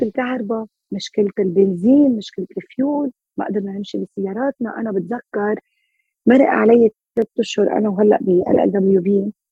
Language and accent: Arabic; Lebanon; كلنا كلبنانية